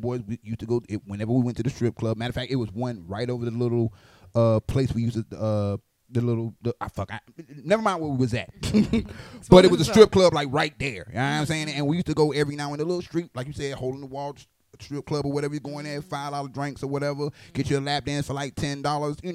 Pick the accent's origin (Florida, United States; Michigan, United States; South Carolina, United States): Florida, United States; now in Okinawa, Japan; I'm from Florida